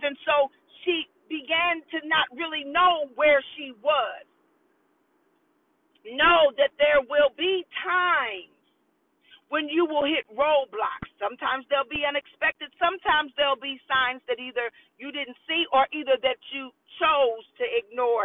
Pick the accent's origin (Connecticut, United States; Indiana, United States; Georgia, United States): Indiana, United States; Indianapolis; I'm born and raised in Indianapolis